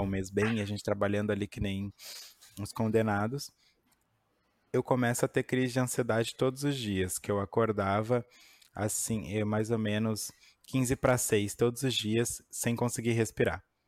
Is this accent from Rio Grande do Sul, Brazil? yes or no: yes; Porto Alegre, Rio Grande do Sul, Brazil; sou de Porto Alegre.